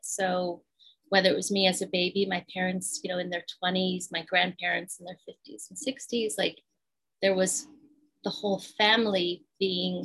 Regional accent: Virginia, United States; also born or lived in Afghanistan / Pakistan; A little bit of my accent. I was raised in Virginia

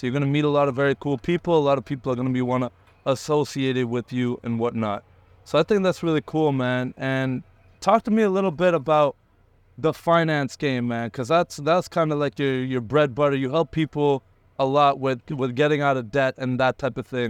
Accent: Canada; also born or lived in India; I immigrated to Canada when I was, like, one. So I'm basically Canadian

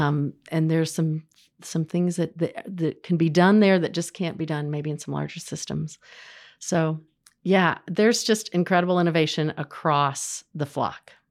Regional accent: Terre Haute, Indiana, United States; I grew up in Terre Haute in the nineteen eighties

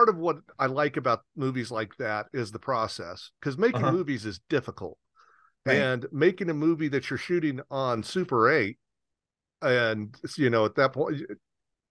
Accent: Southern Indiana, United States; when I was a kid growing up in Southern Indiana

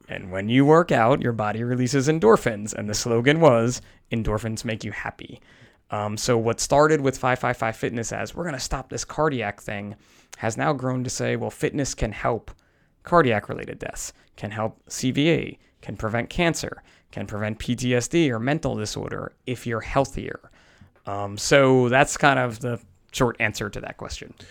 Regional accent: New Jersey, United States; typical guy from New Jersey

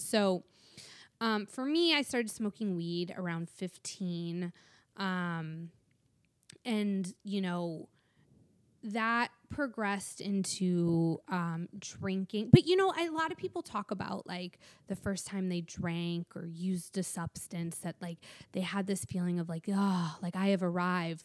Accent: Michigan, United States; now in Los Angeles, United States; growing up in Michigan

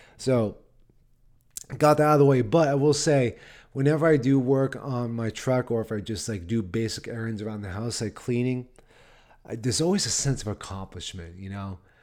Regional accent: Massachusetts, United States; now in Nashville, United States; Massachusetts, yep, there's my home state

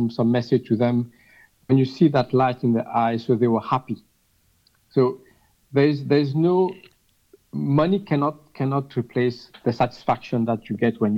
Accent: Mauritius; I'm from Mauritius

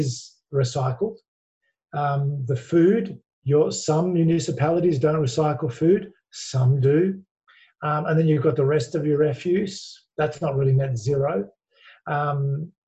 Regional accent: Australia; accent: Australian; you can hear from my accent, I'm an Aussie

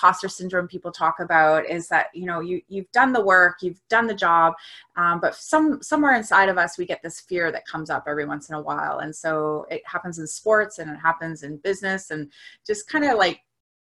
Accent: Canada; So I am a Canadian. I am a 42-year-old woman living outside of Toronto, Canada

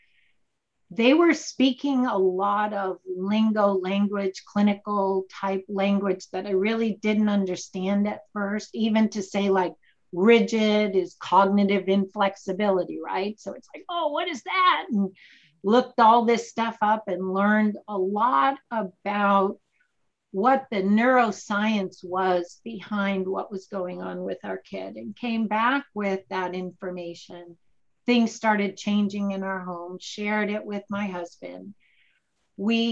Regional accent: Boston, Massachusetts, United States; moved away; I am from Boston

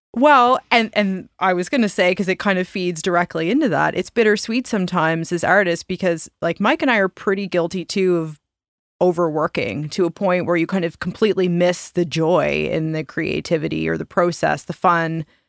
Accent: Nova Scotia, Canada; we're also all from small town Nova Scotia

